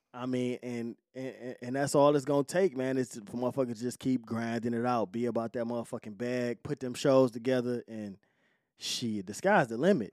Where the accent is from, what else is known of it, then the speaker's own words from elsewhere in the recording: Detroit, Michigan, United States; I'm from Joy Road